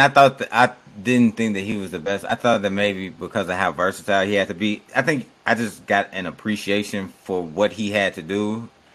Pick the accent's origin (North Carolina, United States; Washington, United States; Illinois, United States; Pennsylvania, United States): Illinois, United States; Chicago; I'm from Chicago